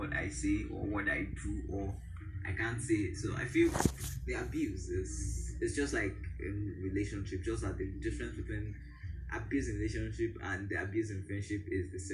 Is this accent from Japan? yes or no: no; Nigeria; I'm a Nigerian